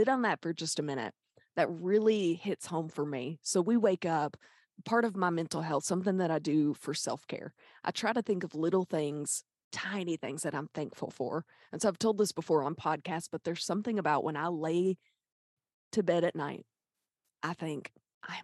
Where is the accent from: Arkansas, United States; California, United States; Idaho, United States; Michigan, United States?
Arkansas, United States; Pine Bluff; I'm from Pine Bluff.